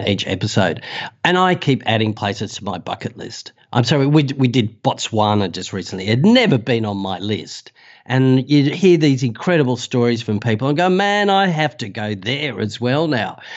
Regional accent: Australia; accent: Australian; you can tell by the accent that, uh, I'm Australian

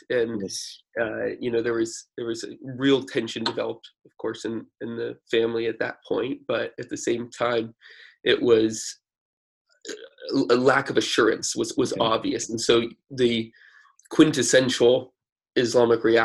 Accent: United States; born or raised there

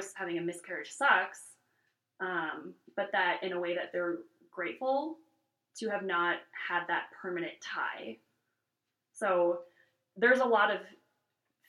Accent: California, United States; now in Wyoming, United States; I'm from California, so, and from a very progressive area of the country

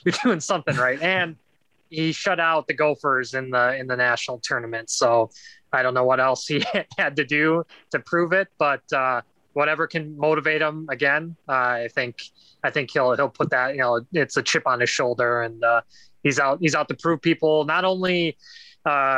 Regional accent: Eagan, Minnesota, United States; I grew up in Eagan, Minnesota

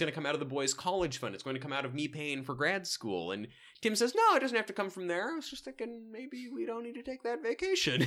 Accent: Salem, Oregon, United States; my hometown

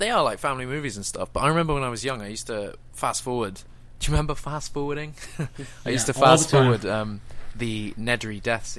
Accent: United Kingdom; as soon as I get alcohol in me, I swear. I swear a lot. It's a British thing, man.

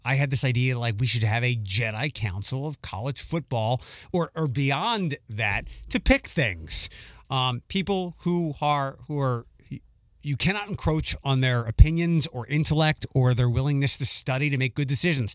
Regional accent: Philadelphia, Pennsylvania, United States; moved away; when I was growing up in Philadelphia

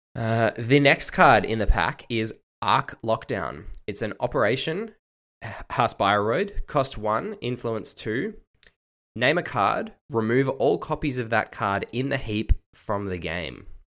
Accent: Australia; I am actually Australian and not British

